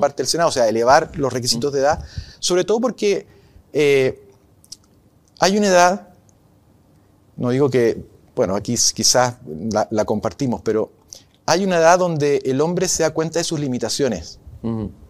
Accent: Arica, Arica y Parinacota, Chile; moved away; Yo me crié en Arica, sé en los años 80, sé lo que es vivir a 2.000 kilómetros de la capital

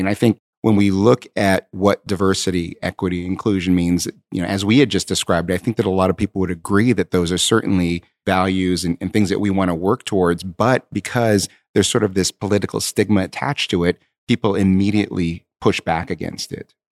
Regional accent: Southern California, United States; I grew up um, in Southern California um, I'm Asian American

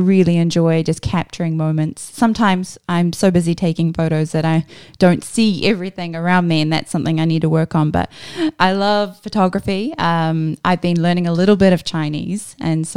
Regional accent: New Zealand; moved away; I am from a little country at the bottom of the world called New Zealand. Yeah, that's my home.

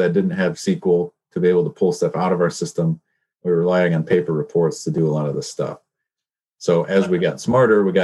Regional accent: Petoskey, Michigan, United States; We went to the same school. I'm from Petoskey

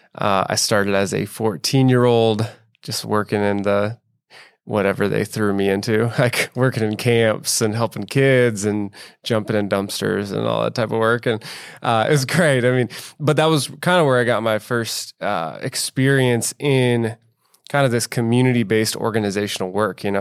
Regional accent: Bellevue, Nebraska, United States; also born or lived in inner-city Omaha; I'm from Bellevue, which in the Omaha metro, kind of a suburban area.

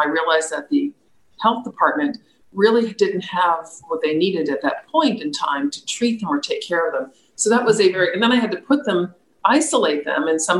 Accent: Florida, United States; now in Virginia, United States; We came from South Florida, which you don't have this beautiful open land that we have in Virginia.

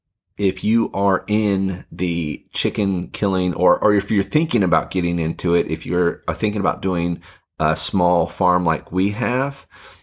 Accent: Fiji; it got me thinking about growing up in Fiji.

